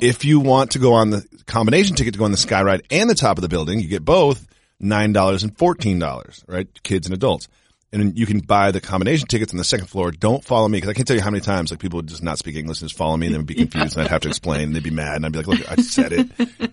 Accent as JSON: {"language": "English", "town": "Amherst", "region": "Massachusetts", "country": "United States", "tie": "born or raised there", "also_born_or_lived": "New York", "moved": "yes", "said": "I grew up in, um, Amherst, Massachusetts"}